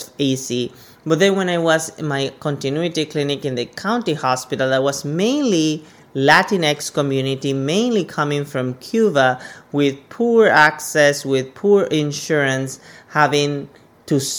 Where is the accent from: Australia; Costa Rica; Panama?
Panama; moved away as an adult; also born or lived in Rhode Island; now in Phoenix, United States; originally I'm from Panama. So I'm coming from Central America